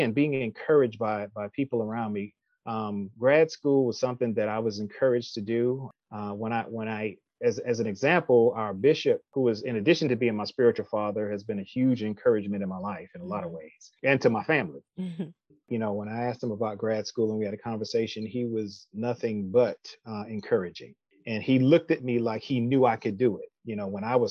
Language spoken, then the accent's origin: English; New York City, New York, United States; moved away as an adult; also born or lived in Syracuse, New York; now in Austell, Georgia, United States; I'm originally from Brooklyn, New York